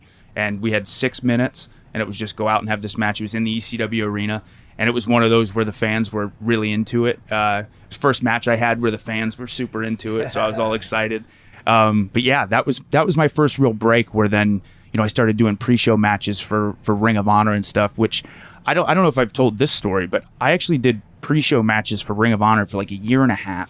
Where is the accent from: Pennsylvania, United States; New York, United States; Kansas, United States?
Pennsylvania, United States; Lancaster; Lancaster, Pennsylvania. So Amish country.